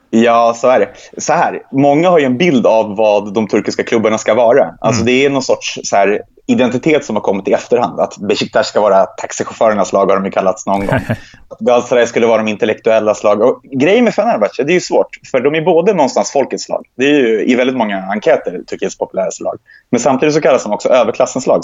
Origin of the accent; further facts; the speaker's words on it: Sweden; Jag är inte uppvuxen i Gaza, vi är uppvuxen i, i Sverige